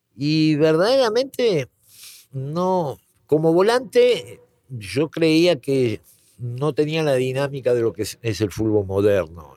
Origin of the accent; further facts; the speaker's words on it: Argentina; moved away as an adult; now in Mexico; nací en Argentina